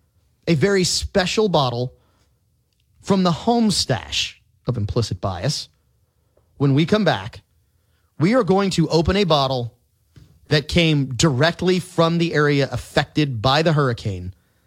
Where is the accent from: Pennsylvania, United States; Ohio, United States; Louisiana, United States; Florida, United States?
Louisiana, United States; we are tough, resilient people here in Louisiana.